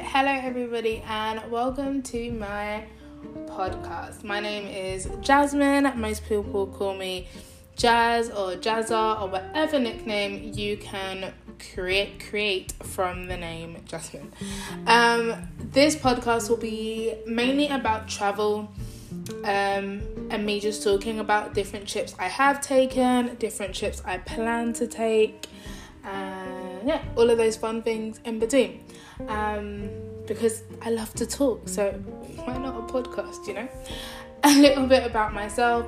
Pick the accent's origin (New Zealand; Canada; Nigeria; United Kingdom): United Kingdom; London; moved away as an adult; now in Nanjing, China; I was born in London, England. I currently live in Nanjing, China